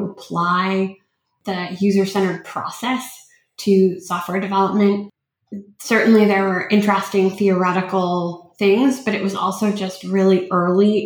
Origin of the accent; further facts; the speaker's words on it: Los Angeles, California, United States; also born or lived in Ukraine; I grew up